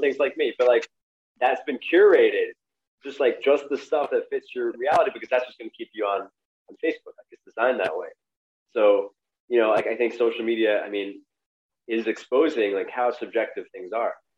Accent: New York City, New York, United States; I grew up in Brooklyn also

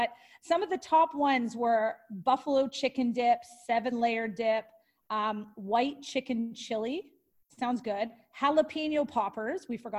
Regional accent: Canada; I'm Canadian

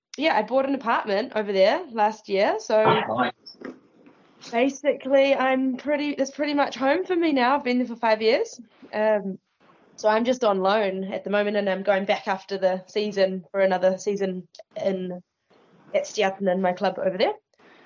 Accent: New Zealand; moved away as an adult; also born or lived in Iceland; I've always wanted to play professionally in New Zealand because obviously I was born here.

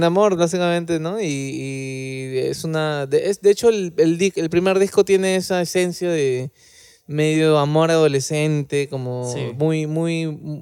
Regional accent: Lima, Peru; nosotros somos de Lima

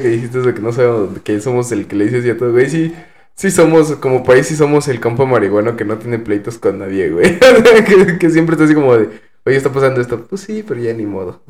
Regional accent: Mexico

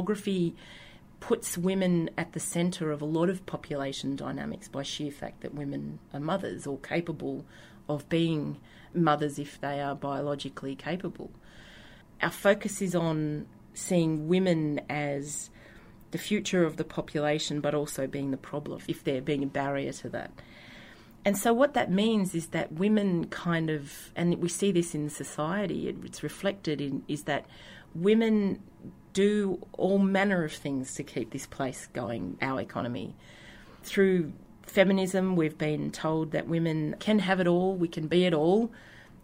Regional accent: Australia; accent: yobbo; my yobbo accent

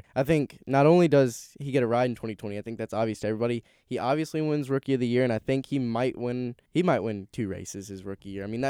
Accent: North Carolina, United States; I'm from North Carolina

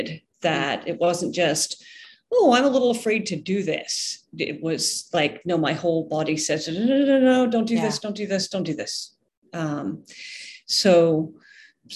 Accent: Scotland, United Kingdom; also born or lived in Ireland; now in United States; I'm originally from Scotland

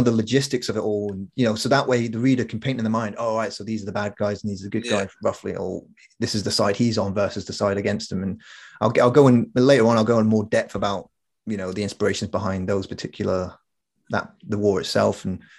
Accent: Corby, East Midlands, United Kingdom; We grew up in Corby, where you kind of had to have a thick skin.

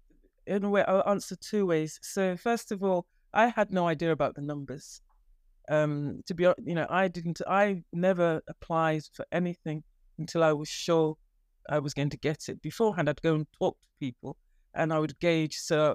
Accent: Nigeria; moved away as an adult; now in England, United Kingdom; when I came, I trained in Nigeria. And when I came from Nigeria to England, the first job I got was a house officer post in Old Church Hospital.

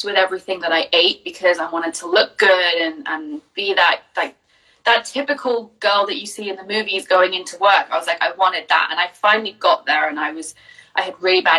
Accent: Jersey; moved away as an adult; now in North Wales, United Kingdom; Originally, I'm from Jersey, which is not in the States, is a tiny little island off the coast of France

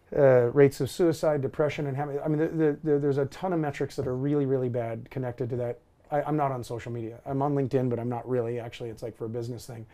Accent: Alaska, United States; growing up in Alaska, age 16

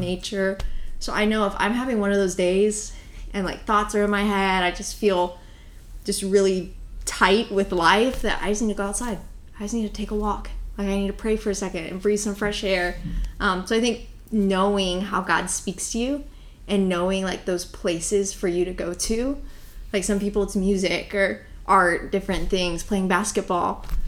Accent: Tennessee, United States; now in Florida, United States; I am from Tennessee

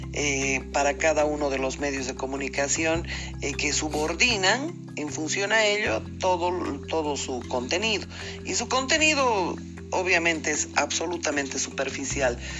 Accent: Bolivia; como boliviana

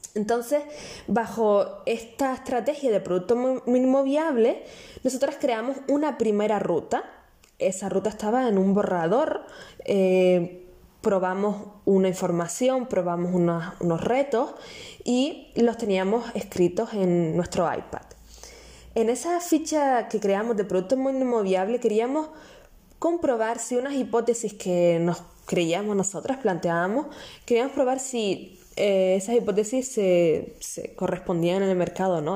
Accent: Canary Islands, Spain; nacida en Canarias

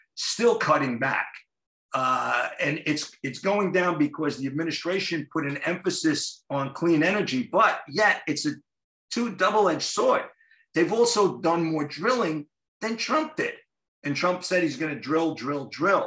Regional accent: Jersey City, New Jersey, United States; my hometown, Jersey City

